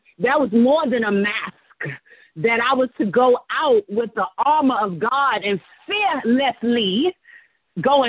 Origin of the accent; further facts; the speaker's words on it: Washington, District of Columbia, United States; moved away; Washington, D.C., my hometown